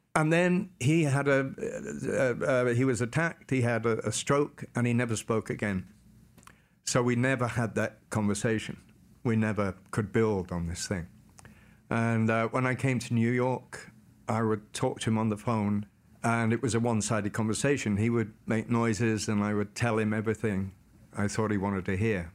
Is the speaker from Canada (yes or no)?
no; Carmel, Wales, United Kingdom; Born and raised in North Wales, United Kingdom, in a small village called Carmel